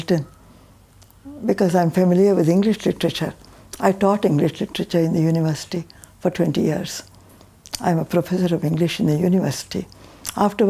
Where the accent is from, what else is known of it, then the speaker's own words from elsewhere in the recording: Karnataka, India; English is a second language; I grew up in Karnataka, so I spoke Kannada.